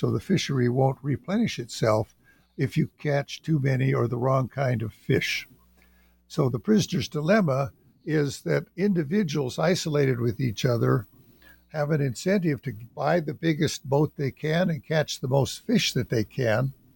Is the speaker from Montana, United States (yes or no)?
yes; western Montana, United States; moved away as an adult; I'm from the Salish and Kootenai tribes in western Montana, and I grew up in western Montana